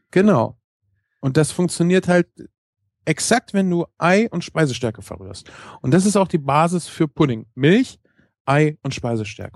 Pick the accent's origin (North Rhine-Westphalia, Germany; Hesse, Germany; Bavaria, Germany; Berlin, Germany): North Rhine-Westphalia, Germany; Ich komme auch aus NRW